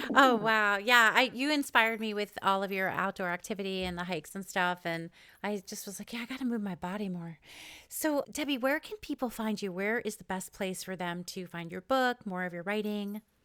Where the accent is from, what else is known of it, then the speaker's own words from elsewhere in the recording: East Coast, United States; moved away; I'm from the East Coast originally